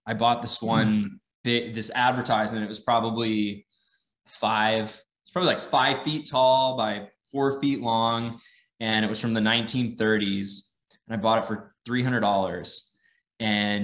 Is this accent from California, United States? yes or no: yes; San Diego, California, United States; moved away as an adult; also born or lived in Santa Barbara, California; now in Austin, United States; I grew up in San Diego.